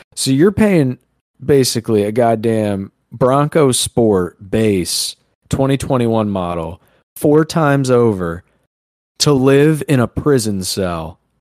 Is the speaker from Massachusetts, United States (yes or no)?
no; New York, United States; We're from New York